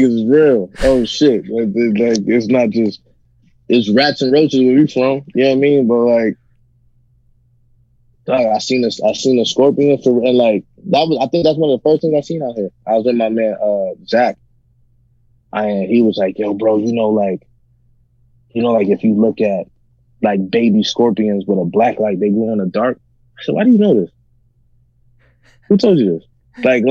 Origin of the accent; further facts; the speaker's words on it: New York, United States; moved away as an adult; now in Arizona, United States; I'm from New York